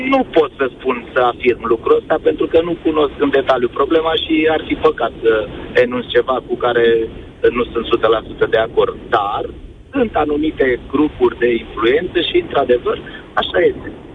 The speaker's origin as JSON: {"language": "Romanian", "town": "Brașov", "region": "Brașov County", "country": "Romania", "said": "Sunt din Brașov"}